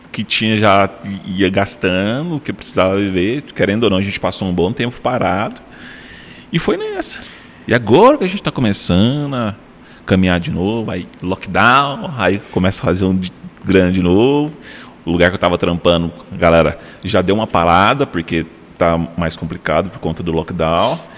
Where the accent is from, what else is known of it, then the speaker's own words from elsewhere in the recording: Tocantins, Brazil; Eu falei, sou lá do Tocantins, eu vim pra cá pra fazer o curso.